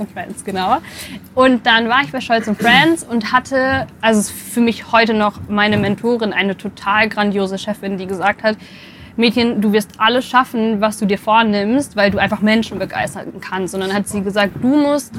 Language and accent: German; Bielefeld, North Rhine-Westphalia, Germany; Ich komme, jetzt bin ich gespannt, ähm, aus Bielefeld. Ich bin in Bielefeld geboren.